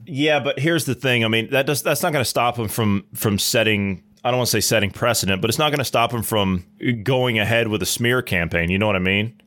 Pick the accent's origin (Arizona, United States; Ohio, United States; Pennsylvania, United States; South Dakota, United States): Ohio, United States; I grew up in Ohio